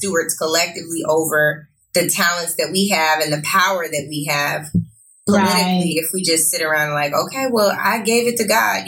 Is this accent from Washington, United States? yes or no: yes; Seattle, Washington, United States; now in Los Angeles, United States; I'm from Seattle